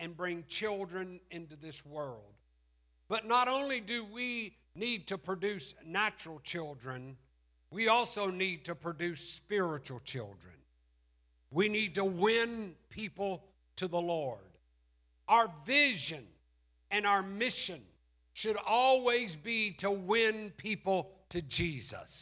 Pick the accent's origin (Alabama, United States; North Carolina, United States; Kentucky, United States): Alabama, United States; We're from Alabama